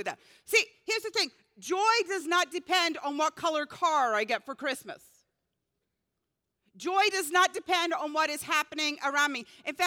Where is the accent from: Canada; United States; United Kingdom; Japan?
United Kingdom; Scotland; moved away; growing up in Scotland